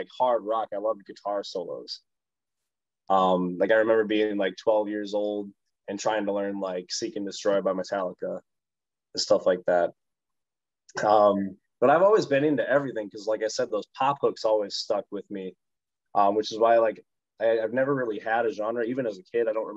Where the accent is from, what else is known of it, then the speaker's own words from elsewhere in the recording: West Bend, Wisconsin, United States; also born or lived in Allenton; now in Milwaukee, United States; So I was born in Milwaukee. I grew up primarily in West Bend.